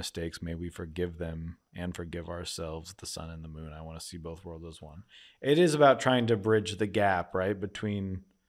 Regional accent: Philadelphia, Pennsylvania, United States; I'm not saying that. I'm from Philly.

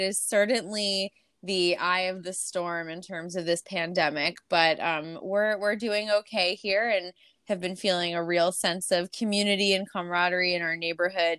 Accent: Long Island, New York, United States; I grew up in Long Island

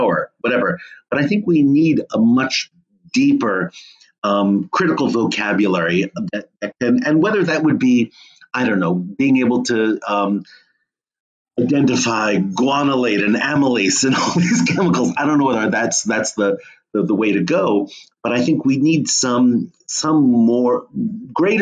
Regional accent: Monmouth County, New Jersey, United States; now in California, United States; I grew up in New Jersey amidst some beautiful apple orchards in Monmouth County

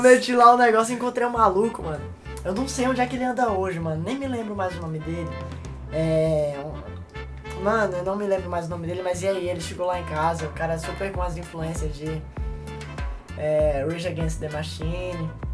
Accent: Piauí, Brazil; now in Palmas, Brazil; Eu sou piauiense

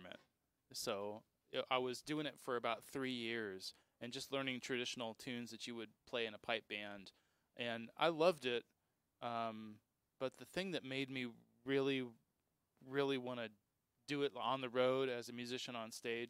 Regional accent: Texas, United States; now in North Carolina, United States; living here, being from here

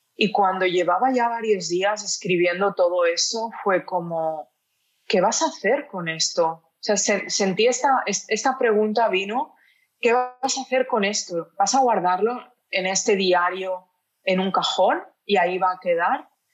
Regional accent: a city near Barcelona, Catalonia, Spain; moved away as an adult; also born or lived in Mallorca; now in Lisbon, Portugal; nací en una ciudad cerca de Barcelona, pero desde los 18 años que vivía en Barcelona ciudad

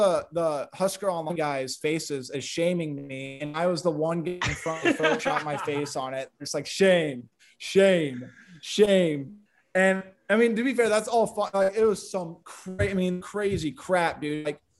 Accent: Sioux City, Iowa, United States; born there; I was born in Sioux City. I moved around a little bit. My parents were Iowa fans.

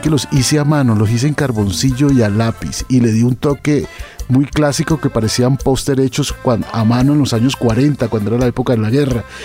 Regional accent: Cali, Valle del Cauca, Colombia; moved away as an adult; now in United States; Originalmente yo nací en, Cali. en la ciudad de Cali. Estuve durante toda mi adolescencia en Cali, pero ya después salí del país hace en los años 90

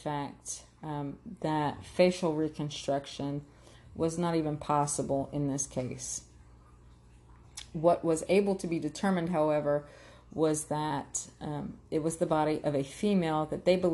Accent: Louisiana, United States; I am actually from Louisiana

